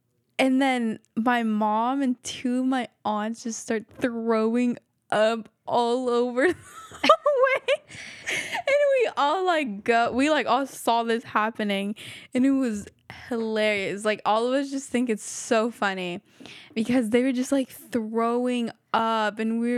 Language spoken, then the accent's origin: English; Quetzaltenango, Guatemala; Like, Shela and, I don't know how to say the other one. But yeah, Shela.